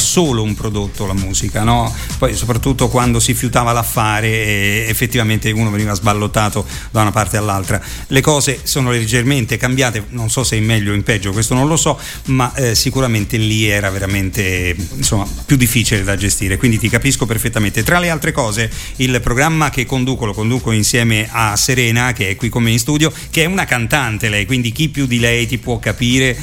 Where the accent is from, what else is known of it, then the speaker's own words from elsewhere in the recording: Rome, Lazio, Italy; essendo io di Roma